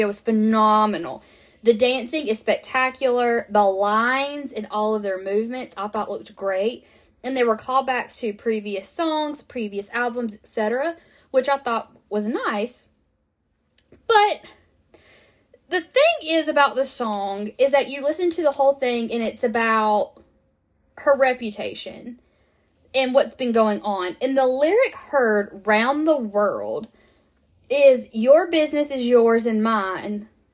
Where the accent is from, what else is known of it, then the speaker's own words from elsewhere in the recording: the South, United States; growing up in the South where there is such a big push for purity culture